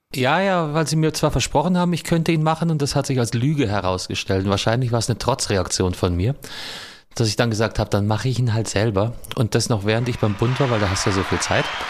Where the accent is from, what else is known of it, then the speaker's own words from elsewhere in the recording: Southern Germany, Germany; ich komme ja aus Süddeutschland